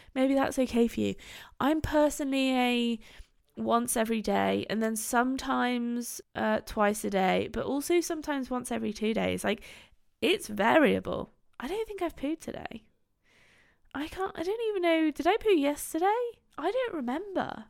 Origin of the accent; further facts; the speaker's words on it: Gloucestershire, South West England, United Kingdom; also born or lived in Bristol; I live in Bristol. I'm from Gloucestershire, where Bristol is